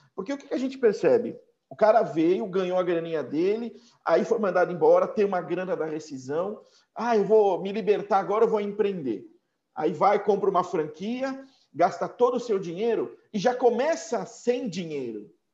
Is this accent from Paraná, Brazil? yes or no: no; São Paulo, Brazil; Eu sou paulistano também, de São Paulo, mas um cidadão do mundo também